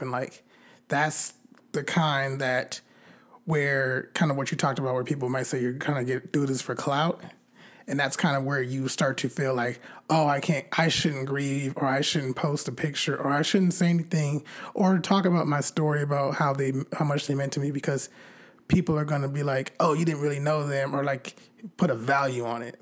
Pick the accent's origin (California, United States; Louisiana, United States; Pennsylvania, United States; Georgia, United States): California, United States; I'm from California